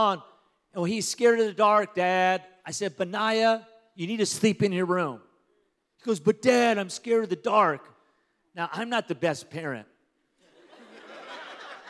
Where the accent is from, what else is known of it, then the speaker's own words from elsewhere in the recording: Pico Rivera, California, United States; now in Las Vegas, United States; I grew up in Pico Rivera, California.